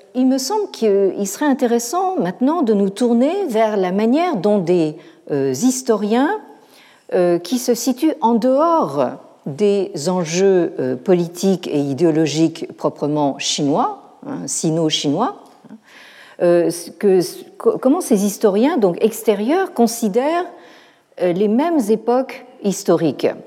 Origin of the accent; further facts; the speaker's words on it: France; chez nous, en France